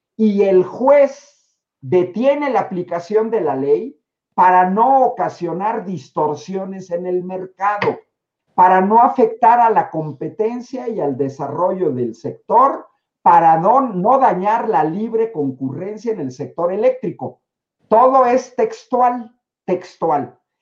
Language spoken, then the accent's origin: Spanish; Mexico; mi país